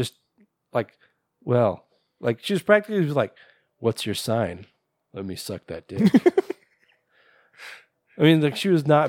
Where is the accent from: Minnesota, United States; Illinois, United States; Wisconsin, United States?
Minnesota, United States; I'd never even heard of this thing before. I'm from Minnesota.